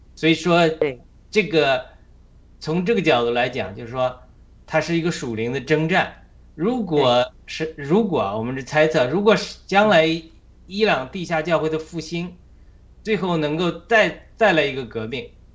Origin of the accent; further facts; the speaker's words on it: China; moved away as an adult; now in United States; 必须我们中国人必须要高举神